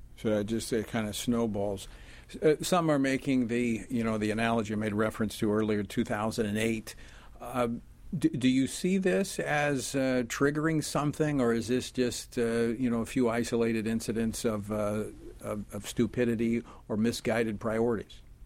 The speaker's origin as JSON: {"language": "English", "region": "Louisiana", "country": "United States", "moved": "yes", "said": "my home state of Louisiana"}